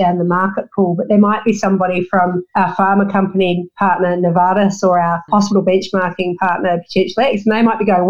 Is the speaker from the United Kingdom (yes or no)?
no; Australia; also born or lived in Melbourne, Victoria / Perth, Western Australia / New Zealand; I grew up in Melbourne and Perth in the coastal plain